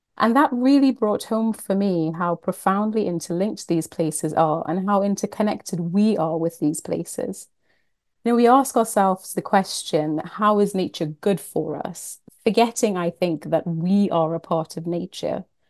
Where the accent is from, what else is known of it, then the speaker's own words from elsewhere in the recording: Trinidad & Tobago; moved away; I am from the Caribbean. I was born and brought up in Trinidad and Tobago